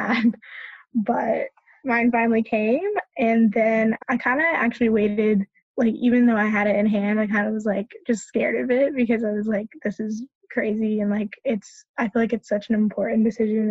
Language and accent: English; Charlotte, North Carolina, United States; also born or lived in Orange County, North Carolina; So I'm from in North Carolina, but I'm from Charlotte.